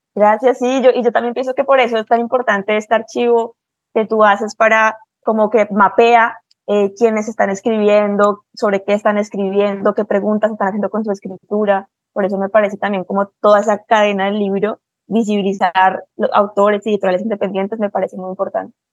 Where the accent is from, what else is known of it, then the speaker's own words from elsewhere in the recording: Bogotá, Colombia; yo soy de Bogotá y crecí rodeada de los Andes